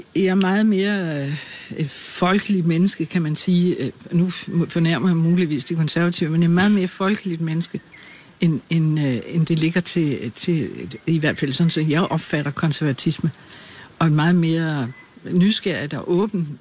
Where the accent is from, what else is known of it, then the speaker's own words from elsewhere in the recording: Birkerød, Capital Region of Denmark, Denmark; moved away as an adult; also born or lived in Glumsø / Holbæk; flyttede min mor og jeg til Birkerød, hvor jeg er vokset op